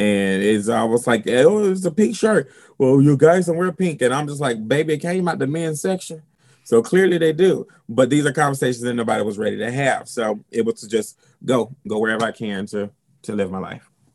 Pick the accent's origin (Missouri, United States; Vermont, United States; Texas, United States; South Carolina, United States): South Carolina, United States; I'm from South Carolina